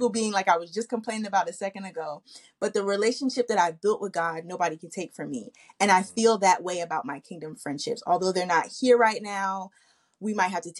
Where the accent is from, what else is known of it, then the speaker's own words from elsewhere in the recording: New Jersey, United States; moved away as an adult; now in Dallas, United States; I'm originally from Jersey